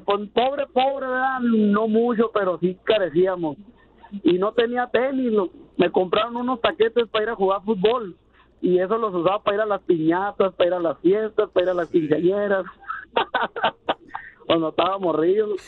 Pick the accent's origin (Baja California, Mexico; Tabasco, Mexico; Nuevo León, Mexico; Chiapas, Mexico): Baja California, Mexico; Mexicali; now in United States; yo soy de Mexicali. Y yo vivía en un, yo vivía en la, colonia Lucerna, pegadito de la baja, pegadito a la línea también